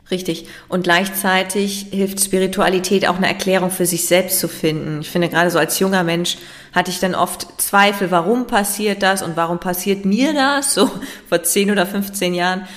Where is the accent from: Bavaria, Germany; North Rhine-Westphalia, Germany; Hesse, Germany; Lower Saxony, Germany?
Lower Saxony, Germany; Leer; now in Hamburg, Germany; Tatsächlich lebe ich in Hamburg. Ich bin in Leer geboren